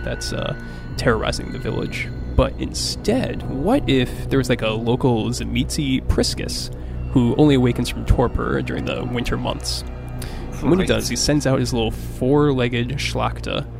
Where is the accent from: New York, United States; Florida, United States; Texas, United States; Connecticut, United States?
Connecticut, United States; Glastonbury; I grew up in Glastonbury, Connecticut in the United States